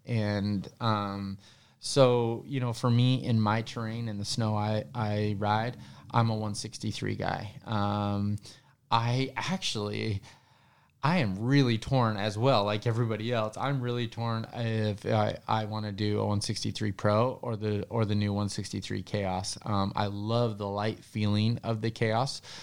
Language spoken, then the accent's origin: English; Denver, Colorado, United States; I was born in Denver, so I was a city kid, actually.